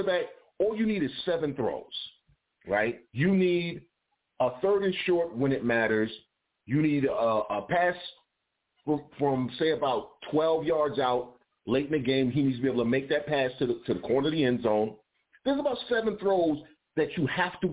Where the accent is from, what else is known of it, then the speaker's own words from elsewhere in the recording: Detroit, Michigan, United States; I'm here from Detroit.